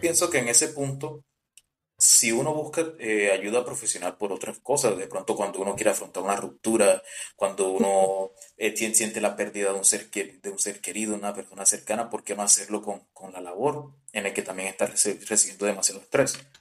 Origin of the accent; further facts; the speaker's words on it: Colombian Caribbean coast, Caribbean Region, Colombia; somos costeños